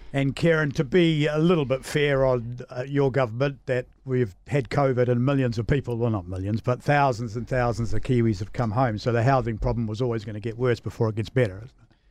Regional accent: Samoa; moved away; I grew up in Western Samoa as a child

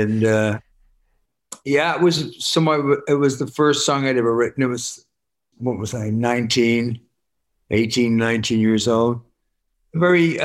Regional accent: Worcester, West Midlands, United Kingdom; I'm from Worcester

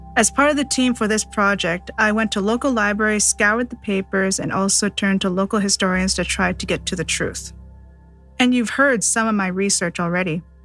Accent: Seabird Island First Nation, British Columbia, Canada; Growing up in Seabird Island First Nation

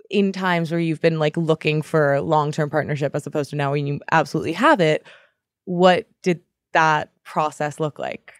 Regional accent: Boston, Massachusetts, United States; growing up in Boston

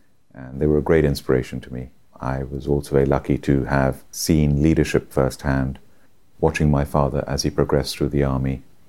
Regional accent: India; also born or lived in Hyderabad, India; now in United Kingdom; I was born and brought up in India. My father was in the Indian Army. I was born in a city called Hyderabad.

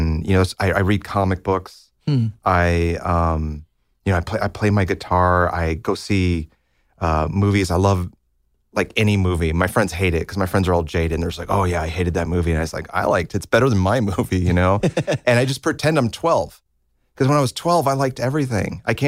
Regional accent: Libertyville, Illinois, United States; Yeah, I grew up in Libertyville, which is about 30, 40 minutes north of Chicago.

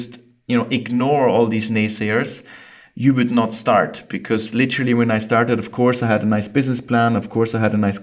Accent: Austria; accent: weird dialect; I'm half Scottish, half Austrian, hence the weird dialect. I grew up in Austria

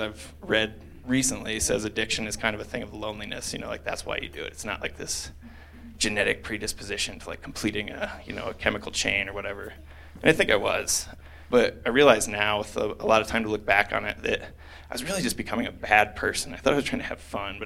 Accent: Iowa, United States; moved away as an adult; also born or lived in Denver; now in Colorado, United States; as I grew up, of course, I was living in Iowa

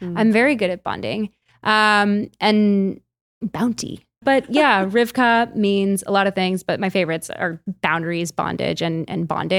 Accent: Chicago, Illinois, United States; I'm from Chicago.

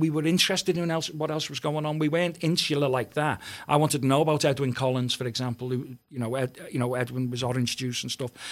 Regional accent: Liverpool, North West England, United Kingdom; I came from Walton, and it's quite, it was quite a hard area, you know, where I grew up

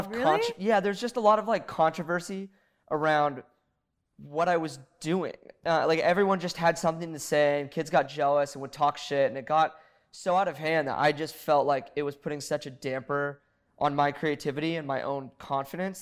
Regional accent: Laguna Beach, California, United States; I grew up in Laguna

